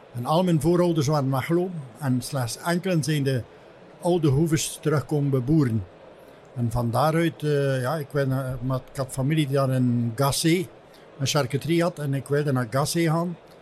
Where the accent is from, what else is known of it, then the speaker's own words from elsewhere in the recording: Heuvelland, Flanders, Belgium; now in Ostend, Belgium; Ik ben een echte West-Vlaming van Heuveland afkomstig. Ik heb het geluk gehad van aan de rechterkant van de straat geboren te zijn. De linkerkant was Frankrijk.